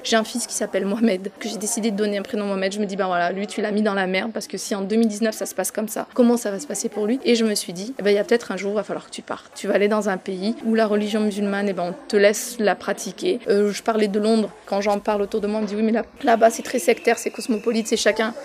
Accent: France; je suis installée en France, j'ai grandi en France.

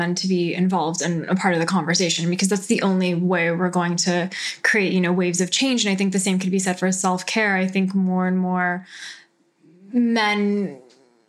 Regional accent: Southern California, United States; accent: SoCal; my SoCal accent

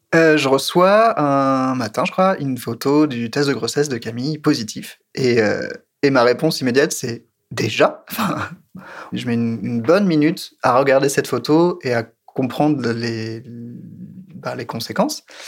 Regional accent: France; je suis français

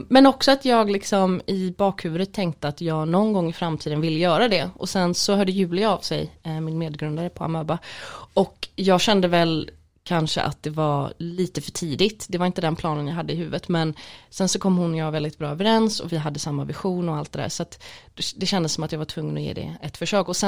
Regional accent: Gothenburg, Västra Götaland, Sweden; nej men jag måste väl säga Göteborg, jag är

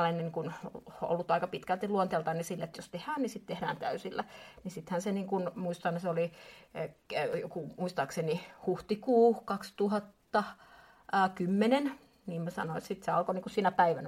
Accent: Espoo, Uusimaa, Finland; olen espoolainen

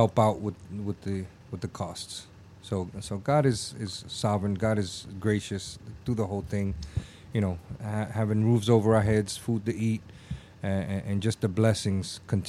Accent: New York City, New York, United States; now in Sarasota, United States; Growing up in New York in the Bronx

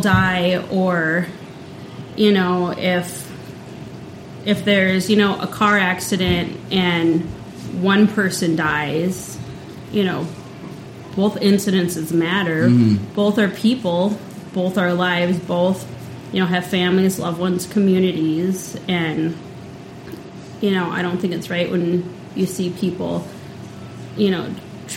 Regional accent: Central South Dakota, United States; growing up in Central South Dakota

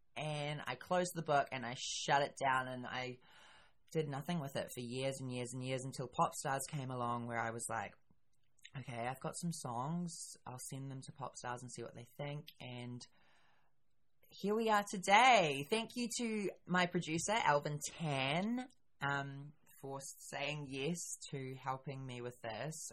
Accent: New Zealand; I am a New Zealander

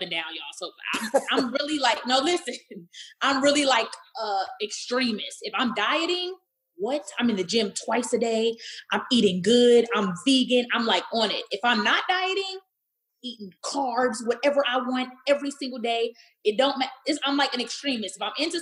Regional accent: Dallas, Texas, United States; I grew up in Pleasant Grove, the hood of Dallas, Texas.

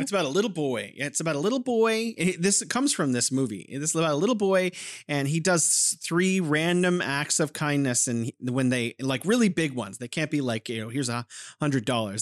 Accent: California, United States; now in Wuhan, China; I'm originally from California

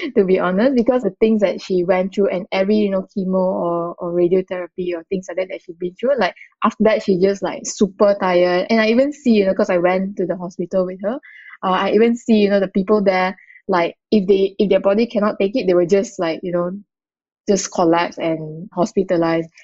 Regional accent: Malacca, Malaysia; moved away as an adult; now in Kuala Lumpur, Malaysia; I grew up in a in, in Malaysia in a very small town called Malacca

